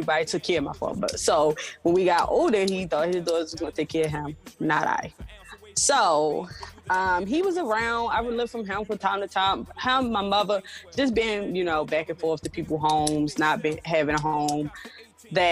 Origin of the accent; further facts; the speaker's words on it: Baltimore, Maryland, United States; I grew up in Baltimore City